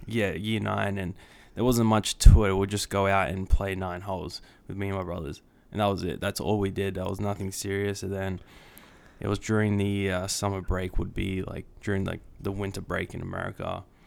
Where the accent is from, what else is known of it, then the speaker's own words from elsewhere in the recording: Sydney, New South Wales, Australia; moved away as an adult; also born or lived in Kansas; now in United States; born and raised in Sydney, Australia for eighteen years of my life